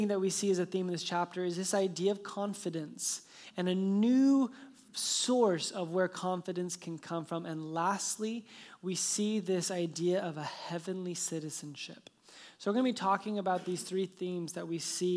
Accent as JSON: {"language": "English", "town": "Phoenix", "region": "Arizona", "country": "United States", "tie": "born or raised there", "moved": "yes", "said": "I was born in Phoenix"}